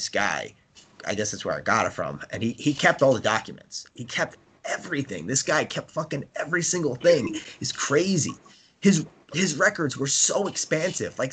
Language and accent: English; New York, United States; I was born in New York, you know, I'm American